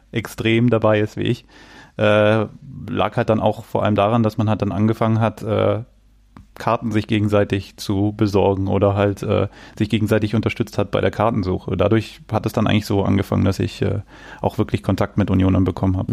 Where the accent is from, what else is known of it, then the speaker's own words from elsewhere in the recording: Berlin, Germany; also born or lived in Bavaria; now in Cologne, Germany; bin gebürtiger Berliner. Äh, mittlerweile wohne ich in Köln